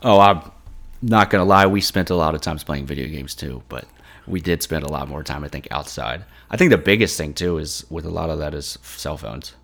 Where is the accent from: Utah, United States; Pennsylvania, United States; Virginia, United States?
Virginia, United States; Mechanicsville; also born or lived in Richmond, Virginia; Mechanicsville, Virginia. Born and raised, or born in Richmond at least, uh, and grew up in Mechanicsville.